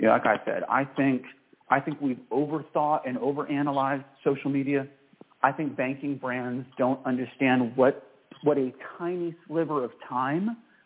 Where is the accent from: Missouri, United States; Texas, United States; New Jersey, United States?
Texas, United States; I am a Texan born and bred, my mom and dad were both born in Fall River, Massachusetts